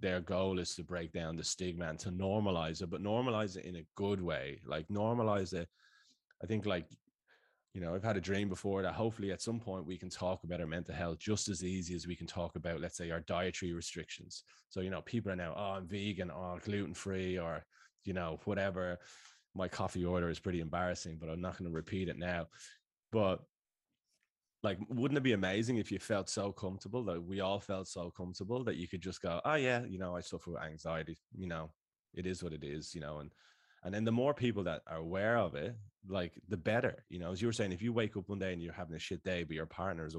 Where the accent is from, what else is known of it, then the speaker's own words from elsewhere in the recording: Dublin, Leinster, Ireland; moved away as an adult; now in Sydney, Australia; I'm from Sloregan in Dublin, so around the corner